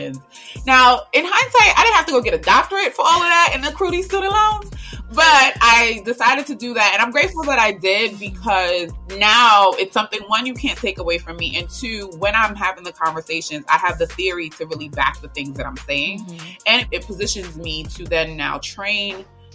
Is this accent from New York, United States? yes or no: yes; New York City, New York, United States; moved away as an adult; also born or lived in Statesboro, Georgia; I'm the girl from Brooklyn